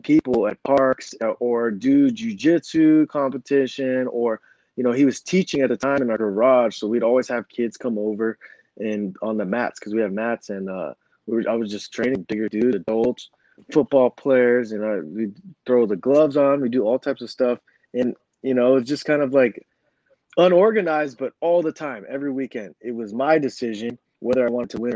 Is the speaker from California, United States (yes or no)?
yes; Southern California, United States; SoCal is a great place for, it's a mecca of like a jiu-jitsu. There's a lot of good training gyms and stuff. So growing up there